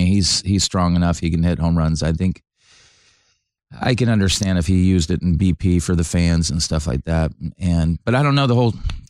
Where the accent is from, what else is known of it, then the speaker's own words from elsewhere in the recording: California, United States; Growing up in California, and we'd go to all A's games and Giants games